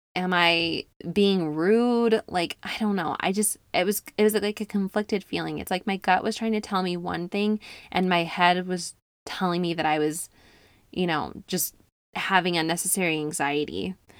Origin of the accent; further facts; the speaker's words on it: upstate New York, United States; moved away; I spent about six weeks in upstate New York visiting my hometown